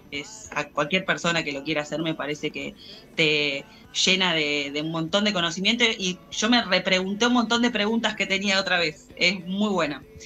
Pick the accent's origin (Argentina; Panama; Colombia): Argentina